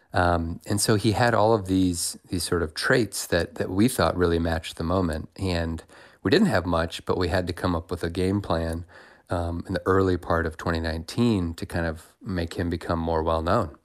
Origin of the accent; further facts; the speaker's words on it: Indiana, United States; I was from Indiana